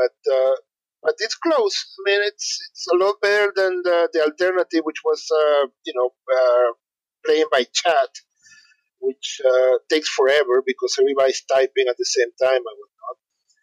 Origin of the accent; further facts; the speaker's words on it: Venezuela; growing up in Venezuela.